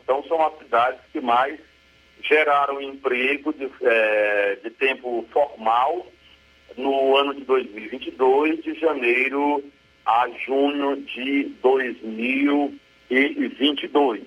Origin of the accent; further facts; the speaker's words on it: Ceará, Brazil; now in Crateús, Brazil; sendo correspondente de uma rádio que é da minha terra natal